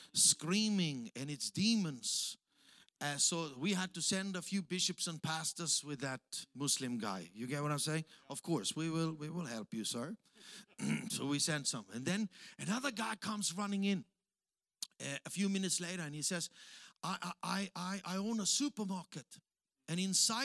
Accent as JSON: {"language": "English", "country": "Austria", "also_born_or_lived": "Africa", "second_language": "English", "moved": "as an adult", "lives_now": "Tanzania", "said": "I'm from Austria."}